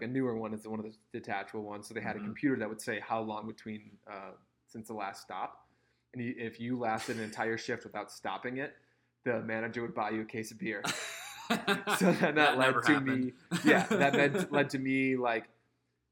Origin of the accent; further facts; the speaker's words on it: Minnesota, United States; moved away; I grew up on too in Minnesota